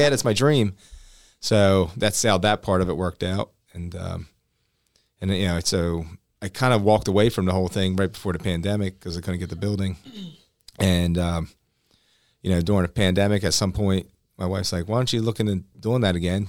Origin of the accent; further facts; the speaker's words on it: Cedarville, New Jersey, United States; I grew up in Cedarville, which is Cumberland County